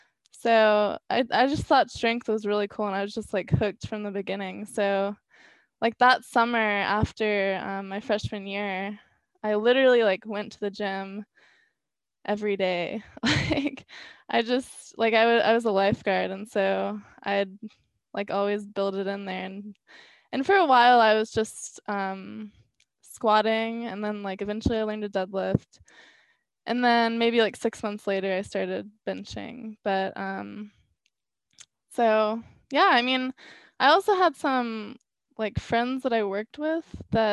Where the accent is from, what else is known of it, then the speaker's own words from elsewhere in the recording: South Carolina, United States; I was, yeah.